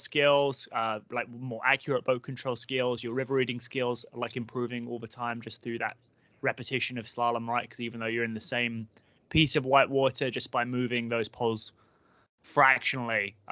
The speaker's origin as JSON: {"language": "English", "region": "London", "country": "United Kingdom", "tie": "born or raised there", "moved": "yes", "said": "where I grew up in Southwest London"}